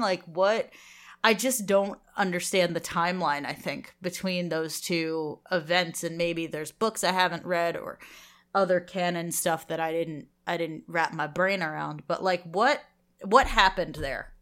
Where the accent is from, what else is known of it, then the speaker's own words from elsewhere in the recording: United States; we're American